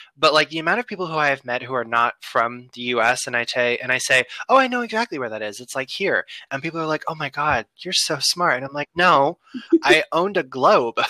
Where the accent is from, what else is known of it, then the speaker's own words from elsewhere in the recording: United States; I'm American.